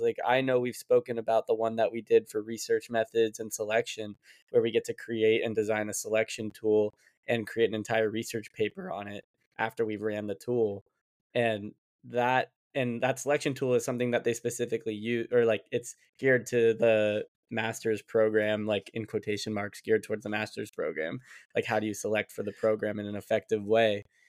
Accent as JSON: {"language": "English", "town": "Las Vegas", "region": "Nevada", "country": "United States", "moved": "as an adult", "lives_now": "New York, United States", "said": "I'm from Las Vegas"}